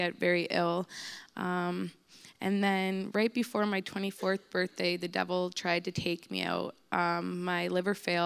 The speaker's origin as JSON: {"language": "English", "town": "St. Catharines", "region": "Ontario", "country": "Canada", "moved": "as an adult", "lives_now": "Windsor, Canada", "said": "I'm from St. Catharines, Ontario, and I came to Windsor Life Center about 2 years ago"}